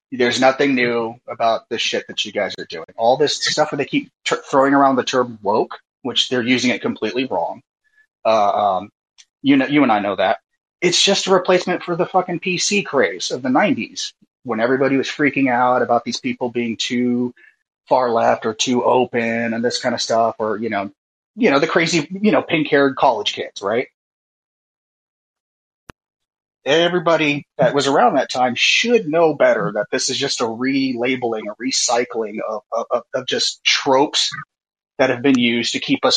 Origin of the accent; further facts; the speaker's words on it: Oakland, California, United States; I'm from Oakland, you know, here in the San Francisco Bay Area